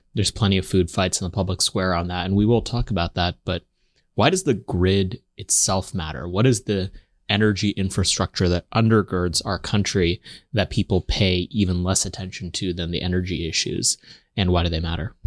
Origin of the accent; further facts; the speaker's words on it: Texas, United States; as a Texan myself